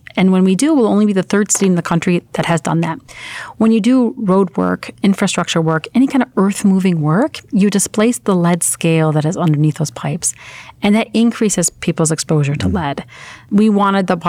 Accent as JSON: {"language": "English", "town": "Sheffield", "region": "Yorkshire and the Humber", "country": "United Kingdom", "tie": "born or raised there", "also_born_or_lived": "Iraq", "moved": "yes", "lives_now": "United States", "said": "I've grown up with metals in Sheffield, England, which is a steel town, very much like Pittsburgh"}